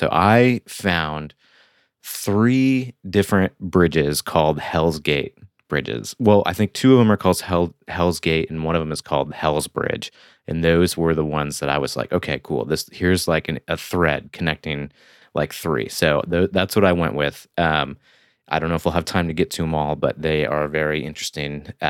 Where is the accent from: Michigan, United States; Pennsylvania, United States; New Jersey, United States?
Michigan, United States; Flint; now in Brooklyn, United States; so I live in Brooklyn, New York, and I'm from Michigan, near the Flint area.